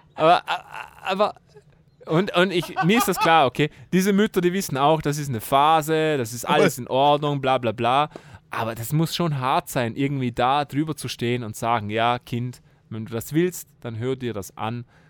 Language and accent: German; Austria; bei uns in Österreich